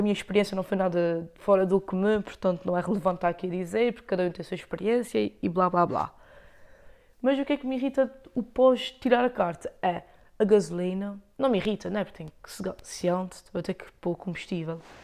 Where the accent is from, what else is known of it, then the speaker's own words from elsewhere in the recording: Lagoa, Azores, Portugal; accent: Micaelense; eu tenho sotaque, não é açoriano, é o sotaque micalense